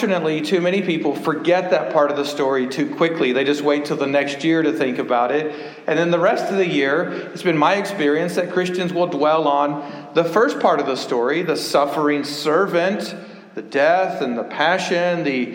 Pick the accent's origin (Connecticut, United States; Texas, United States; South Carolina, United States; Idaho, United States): Texas, United States; Dallas; I was born in Dallas, Texas in 1970, and I was born in Presbyterian Hospital